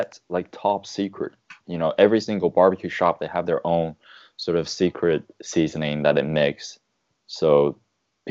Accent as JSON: {"language": "English", "town": "Xi'an", "region": "Shaanxi", "country": "China", "tie": "born or raised there", "said": "Xi'an is my hometown"}